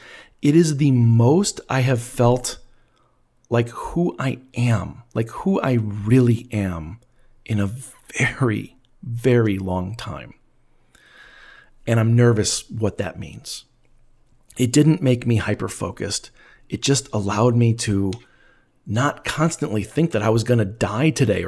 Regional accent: Elgin, Illinois, United States; my hometown of Elgin, Illinois.

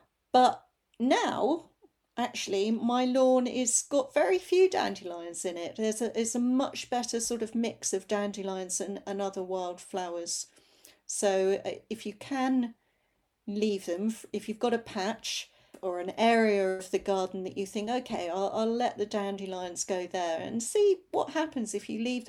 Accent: London, United Kingdom; I grew up in North London, and bindweed used to climb up all the fences on the way to school on the North Circular Road.

